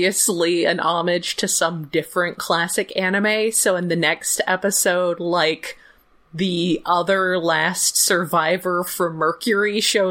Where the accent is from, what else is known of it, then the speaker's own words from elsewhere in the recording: Alabama, United States; I'm from Alabama